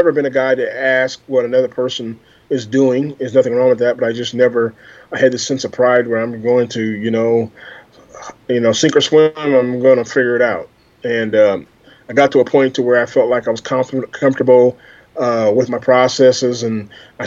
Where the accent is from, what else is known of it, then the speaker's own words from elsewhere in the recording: Des Moines, Iowa, United States; I'm from Des Moines, Iowa, born and raised.